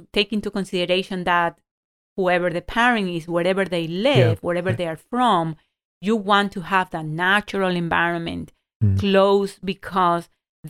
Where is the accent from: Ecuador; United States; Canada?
Ecuador; moved away; I didn't grow up in this country. I grew up in Ecuador.